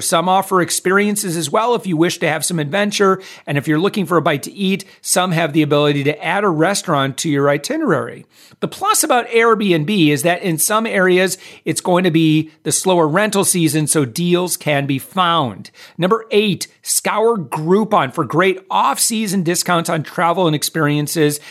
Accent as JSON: {"language": "English", "town": "Orlando", "region": "Florida", "country": "United States", "tie": "born or raised there", "said": "Orlando. That's my hometown"}